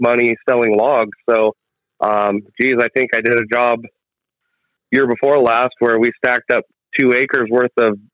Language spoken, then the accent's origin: English; Bandon, Oregon, United States; also born or lived in Coos Bay, Oregon / Sweet Home, Oregon; I was born in Coos Bay and raised in Bandon